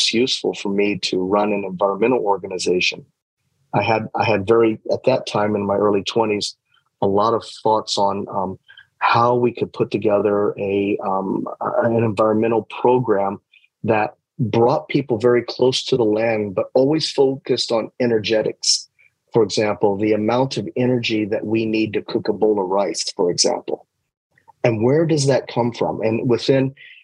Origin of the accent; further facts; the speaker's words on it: Indiana, United States; moved away as an adult; also born or lived in Japan / New York; I'm a fellow from Indiana